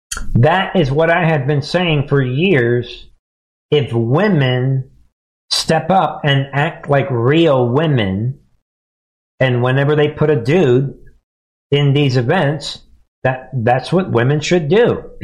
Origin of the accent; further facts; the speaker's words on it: New York, United States; Yo, I'm from New York.